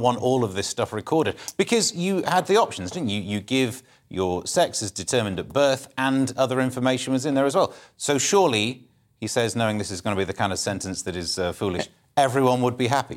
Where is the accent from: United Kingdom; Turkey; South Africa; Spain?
United Kingdom; Mansfield, East Midlands; I'm from Mansfield. I can't do foreign accent.